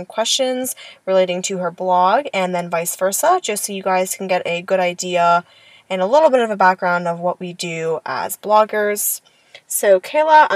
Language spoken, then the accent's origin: English; Lorain, Ohio, United States; now in Pittsburgh, United States; I'm actually from a very small town in Ohio named Lorain. Lorain is very, very close to Cleveland